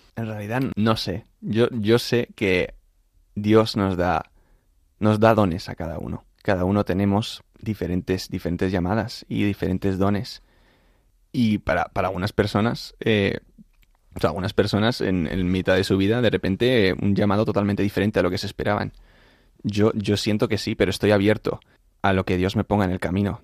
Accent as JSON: {"language": "Spanish", "town": "Madrid", "region": "Community of Madrid", "country": "Spain", "tie": "born or raised there", "moved": "as an adult", "lives_now": "United States", "said": "yo soy de Madrid. Crecí en un... Bueno, siempre mi padre es americano, mi madre es madrileña, mi padre estudió en Estados Unidos"}